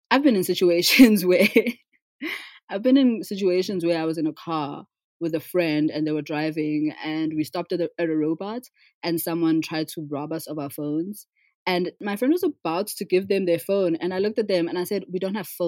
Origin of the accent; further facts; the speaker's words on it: South Africa; So, as a South African, my experience has always been that the wealth in South Africa, wealth distribution has been is dismal